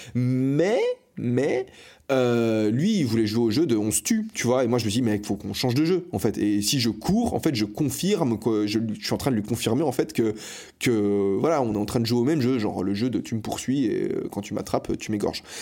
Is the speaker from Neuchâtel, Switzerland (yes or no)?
no; Fribourg, Switzerland; now in Barcelona, Spain; je suis né à l'hôpital de Fribourg euh, je ne sais plus le nom de l'hôpital. Fribourg, c'est une ville en Suisse